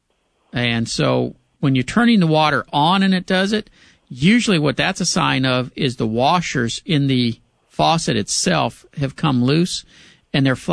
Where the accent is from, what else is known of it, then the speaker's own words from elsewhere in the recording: Pasadena, United States; My hometown of Pasadena